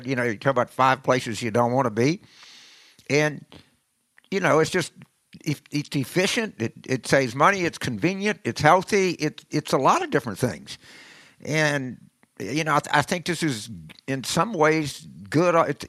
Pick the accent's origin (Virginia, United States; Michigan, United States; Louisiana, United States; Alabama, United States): Louisiana, United States; South; I grew up in South Louisiana and, you know, played sports and was in the Marine Corps